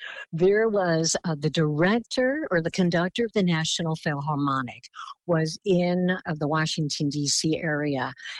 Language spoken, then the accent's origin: English; Philippines; And, you know, with my look as a Filipina, I looked very indigenous to a lot of the countries that was on this particular itinerary.